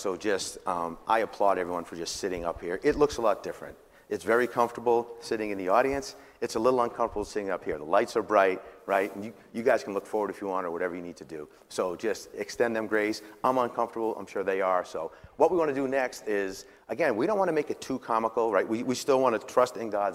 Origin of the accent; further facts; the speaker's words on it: Boston, Massachusetts, United States; I grew up in Massachusetts